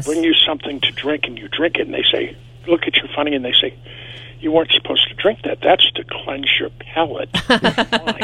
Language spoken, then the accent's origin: English; Maine, United States; now in North Asheville, United States; originally I'm from Maine.